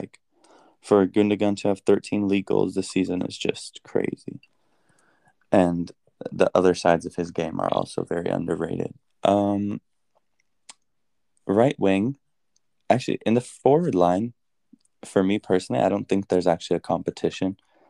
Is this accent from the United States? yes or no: yes; United States; as an American, as an honest American